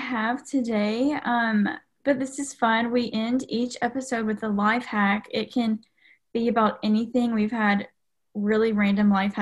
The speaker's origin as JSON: {"language": "English", "area": "south of Nashville", "region": "Middle Tennessee", "country": "United States", "said": "I'm from Middle Tennessee, south of Nashville"}